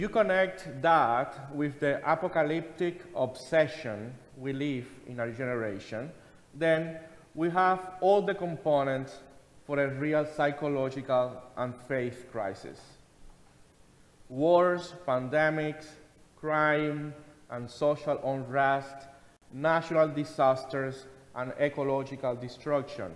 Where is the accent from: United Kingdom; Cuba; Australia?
Cuba; moved away; I remember being a teenager in my home country in Cuba and joining my mother especially, going to a fortune teller or spiritist in my hometown